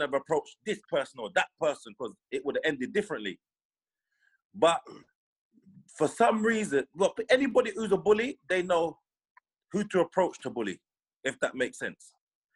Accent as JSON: {"language": "English", "region": "London", "country": "United Kingdom", "tie": "born or raised there", "said": "I grew up Lee Green, so like Lewisham. Yeah. I grew up Lewisham, but Eltham's up the road."}